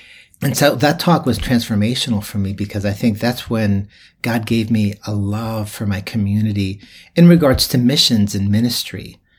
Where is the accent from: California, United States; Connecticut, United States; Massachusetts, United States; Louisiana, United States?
Massachusetts, United States; Springfield; I grew up in Springfield, Massachusetts, and at the age of 7 years old, my family moved into an all-white neighborhood. In fact, we were the first Latino family moving in.